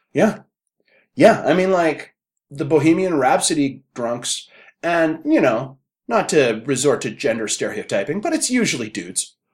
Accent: Canada; we are Canadian

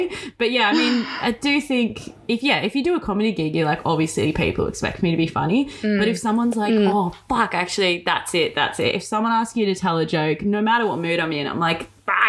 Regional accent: Brunswick, Victoria, Australia; born there; except for that I was born in Brunswick. That's the only thing people expect.

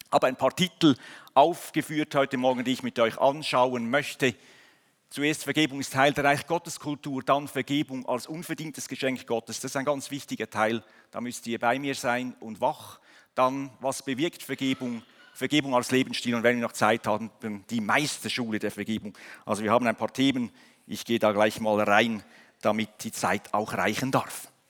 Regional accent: Switzerland; genauso wie wir in, in, als, National, als Nation, als Schweizer geboren werden in eine Nation hinein

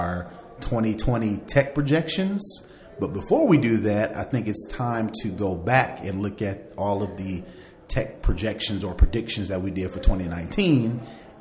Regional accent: Indiana, United States; I'm from Indiana

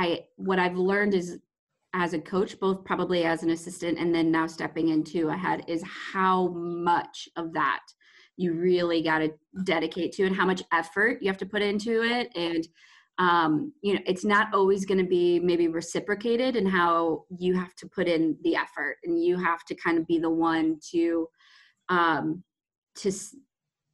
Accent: Midwest, United States; moved away as an adult; also born or lived in Maine / Mississippi; I'm from the Midwest. So both were very different from, you know, what I grew up around.

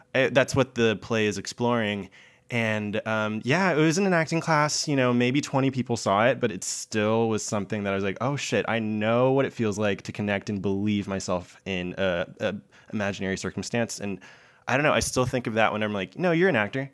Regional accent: Augusta, Georgia, United States; also born or lived in Columbia, South Carolina; I grew up in Augusta, Georgia, but I first was in Columbia, South Carolina

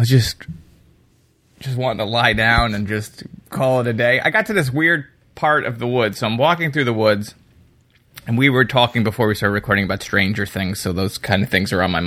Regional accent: Northeast United States, United States; You and I are Northeasterners

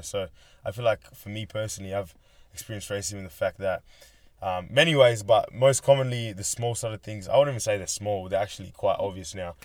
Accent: Australia; also born or lived in Kenya; I'm from Kenya originally, came here when I was seven. I've grown up pretty much as an Australian

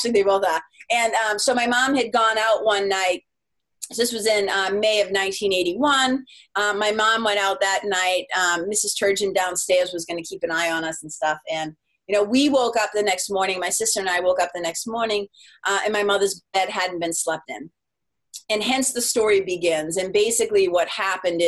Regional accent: Lawrence, Massachusetts, United States; also born or lived in Los Angeles, California; now in New Hampshire, United States; we grew up in Lawrence, Mass.

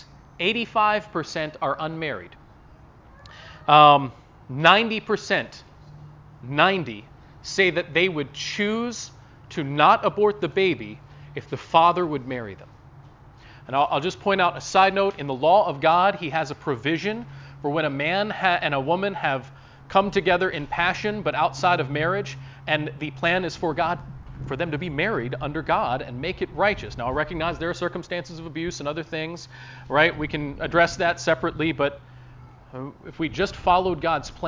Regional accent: West Virginia, United States; now in Ohio, United States; my home state of West Virginia

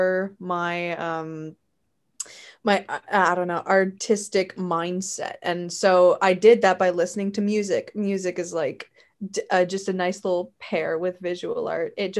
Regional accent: St. Catharines, Ontario, Canada; Right now I'm in my hometown. I'm in my parents' home. I'm in St. Catharines.

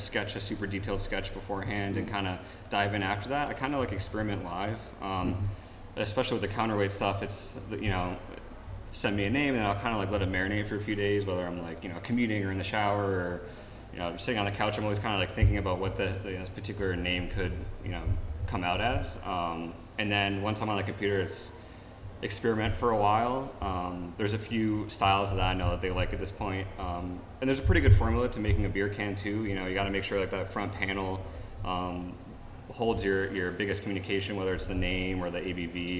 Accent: Colchester, Connecticut, United States; I'm originally from Colchester

